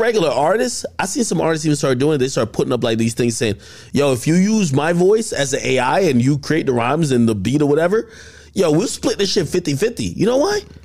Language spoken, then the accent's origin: English; Jamaica; I'm Jamaican